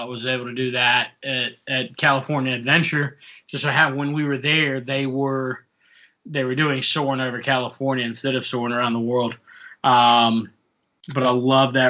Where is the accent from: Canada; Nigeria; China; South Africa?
South Africa; moved away; I'm originally from South Africa